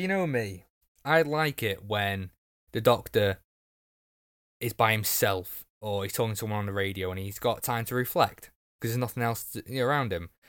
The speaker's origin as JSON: {"language": "English", "region": "Wales", "country": "United Kingdom", "said": "I'm Welsh too."}